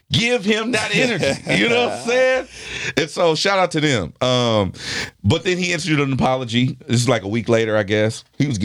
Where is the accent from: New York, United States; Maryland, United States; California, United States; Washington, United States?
California, United States; Lynwood; I'm from L.A. I was raised in Linwood by a couple of Mexican people